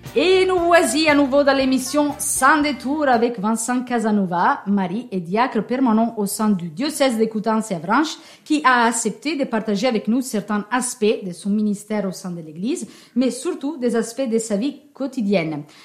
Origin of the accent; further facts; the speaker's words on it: Italy; accent: Italian; French is a second language; moved away; j'ai un petit accent. Il ne s'agit pas d'un accent normand ni d'un accent breton, c'est un accent un peu ensoleillé qui vient de l'Italie